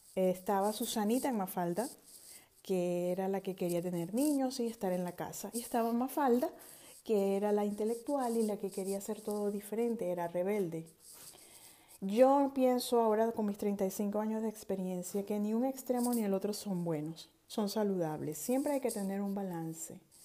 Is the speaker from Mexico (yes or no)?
no; Venezuela; moved away; Soy venezolana, generación X